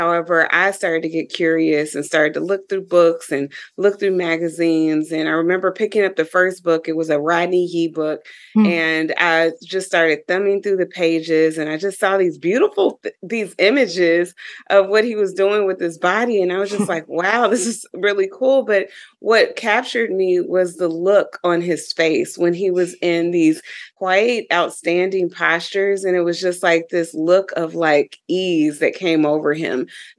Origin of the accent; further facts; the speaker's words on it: Dayton, Ohio, United States; my experience growing up in Dayton, Ohio as a young African-American girl, and some of the experiences I would have.